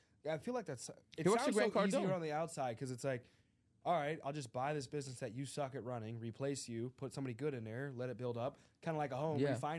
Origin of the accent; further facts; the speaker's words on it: the South, United States; I grew up in the South in the country